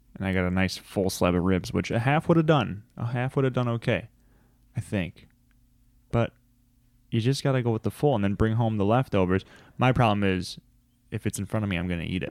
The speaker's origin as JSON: {"language": "English", "town": "Chicago", "region": "Illinois", "country": "United States", "said": "we're from Chicago"}